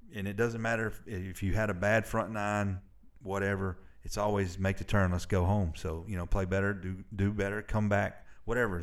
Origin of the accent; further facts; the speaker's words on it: Murfreesboro, Tennessee, United States; also born or lived in Alabama; I spent the majority of my life in Middle Tennessee